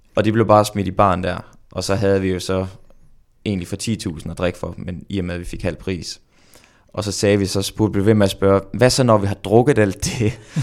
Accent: Randers, Central Denmark Region, Denmark; moved away as an adult; now in Girona, Spain; i Randers hjemme i Randers

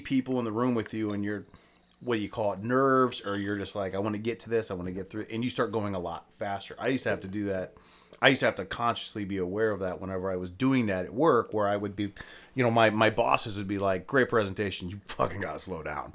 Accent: Akron, Ohio, United States; I'm from Akron

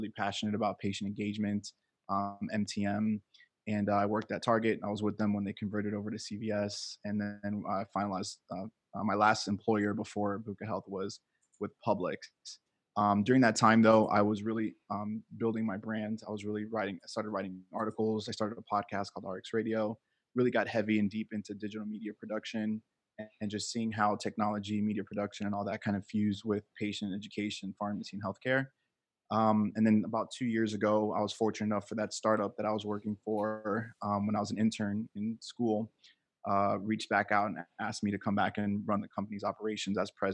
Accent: Miami, Florida, United States; also born or lived in New Jersey; I'm from Miami, Florida. I was raised here. I can't say born and raised because I was born in New Jersey, but I moved to Miami when I was one. Raised in Miami, pretty much knew this my whole life

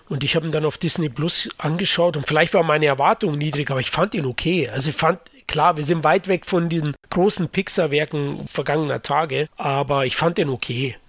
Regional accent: Munich, Bavaria, Germany; ich bin Münchner

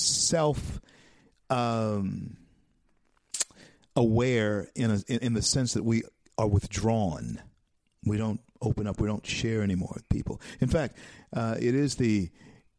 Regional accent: Louisiana, United States; I'm just too much of a Louisianian

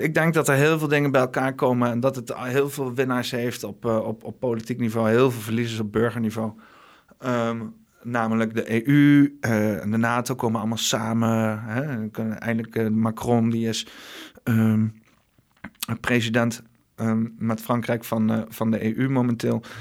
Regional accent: Netherlands; de klei waar ik geboren ben

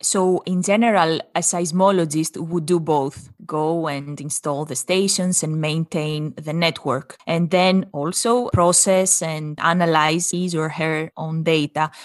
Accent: Greece; moved away; we come from Greece, both of us

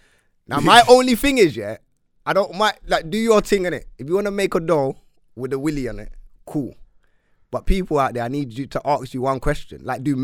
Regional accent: London, United Kingdom; I'm from North, innit?

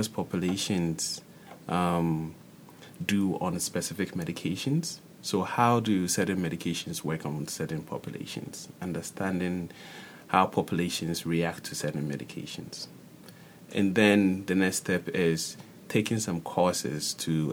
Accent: Ghana; moved away as an adult; now in Minnesota, United States; I'm originally from Ghana, West Africa

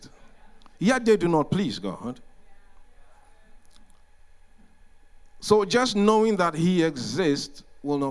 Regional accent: Ghana; we are coming from Ghana, which is in the west coast of Africa

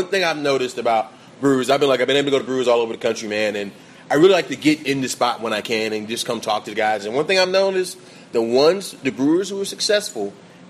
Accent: Atlanta, Georgia, United States; I grew up in Atlanta

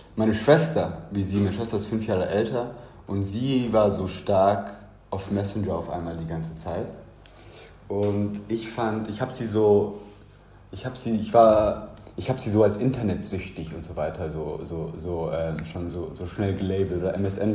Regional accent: Munich, Bavaria, Germany; Ich bin ja in München aufgewachsen

